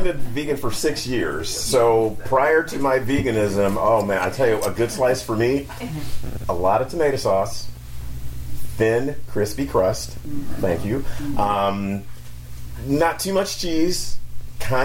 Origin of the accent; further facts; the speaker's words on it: North Carolina, United States; I'm from North Carolina